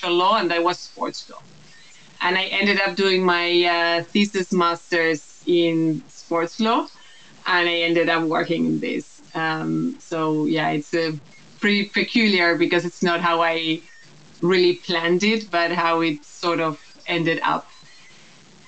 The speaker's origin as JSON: {"language": "English", "country": "Uruguay", "moved": "as an adult", "lives_now": "Netherlands", "said": "I am Uruguayan. I'm also half Dutch. And that's part of the reason why I now live in the Netherlands."}